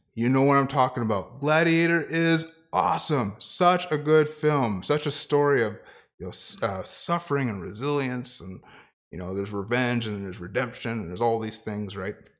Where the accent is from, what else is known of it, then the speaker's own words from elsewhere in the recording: Ottawa, Ontario, Canada; moved away; also born or lived in Kitchener; to be a youth pastor at a church, um, in Ottawa, in my hometown